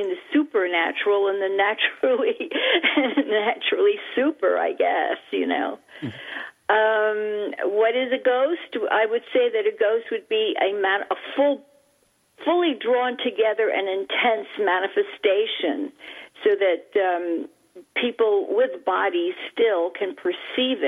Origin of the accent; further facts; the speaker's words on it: New York City, New York, United States; when I was a little child growing up in Manhattan, the island of Manhattan in New York City